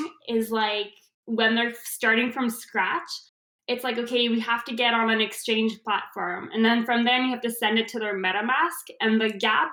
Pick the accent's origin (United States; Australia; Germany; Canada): Canada; I'm Canadian